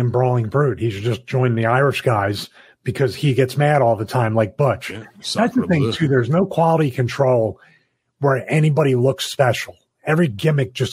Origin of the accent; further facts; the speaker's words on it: Philadelphia, Pennsylvania, United States; I'm like, no, no, I'm from South Philadelphia. This is how my mom used to used